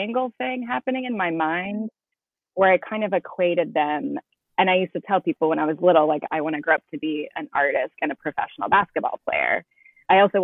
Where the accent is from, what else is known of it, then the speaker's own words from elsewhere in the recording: Nashville, Tennessee, United States; moved away as an adult; also born or lived in Boston; I grew up in Nashville, Tennessee, and my family has been in Tennessee for a long time on both sides.